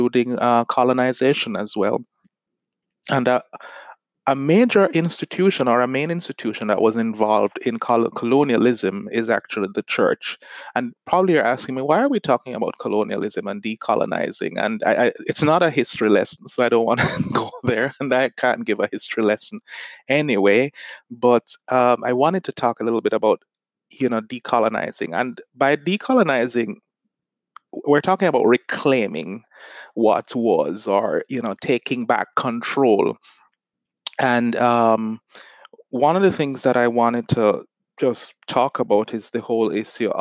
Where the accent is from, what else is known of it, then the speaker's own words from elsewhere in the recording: Jamaica; now in United States; I'm from Jamaica. I'm now living in the US, but I was raised in a society that is a product of colonialism.